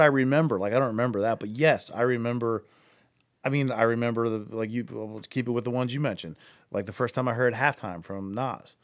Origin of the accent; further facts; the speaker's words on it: Akron, Ohio, United States; I'm from Akron